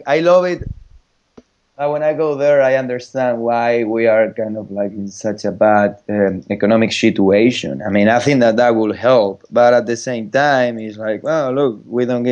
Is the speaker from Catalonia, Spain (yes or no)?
no; Madrid, Community of Madrid, Spain; English is a second language; moved away; I'm from Madrid